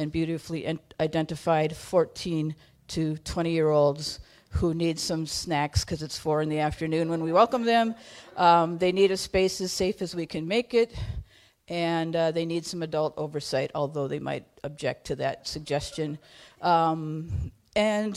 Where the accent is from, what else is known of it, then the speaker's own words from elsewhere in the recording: Duluth, Minnesota, United States; I'm from the Chester Creek Watershed in the East Hillside of Duluth